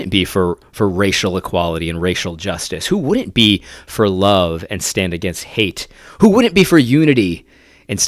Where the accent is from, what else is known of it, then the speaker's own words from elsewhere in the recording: Connecticut, United States; also born or lived in New York; I grew up in Connecticut for the most part.